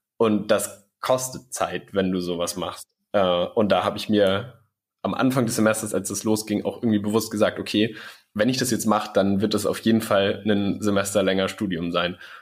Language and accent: German; Schleswig-Holstein, Germany; ich komme aus Schleswig-Holstein